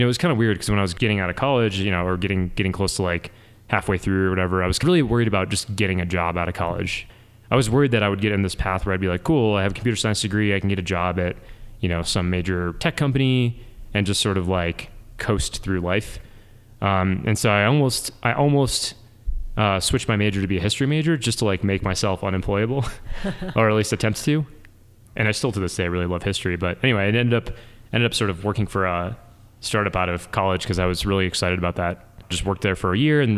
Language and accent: English; Rochester Hills, Michigan, United States; also born or lived in Detroit, Michigan; now in Boulder, United States; I grew up in Michigan. I'm a proud Michigander.